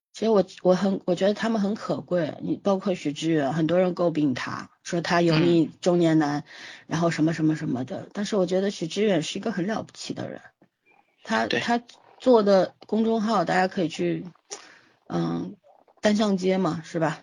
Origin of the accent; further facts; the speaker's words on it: China; 我们中国人、东方人